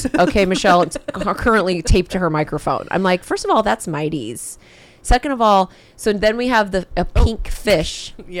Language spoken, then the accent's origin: English; San Diego, California, United States; I was born in San Diego. It's Southern Cal.